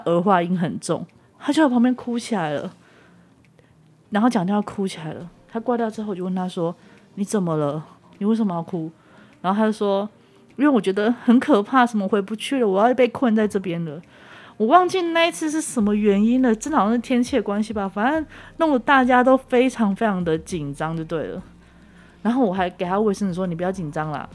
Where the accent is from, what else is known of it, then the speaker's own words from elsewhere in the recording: Taiwan; 到了台湾，然后上了火车回到我的家乡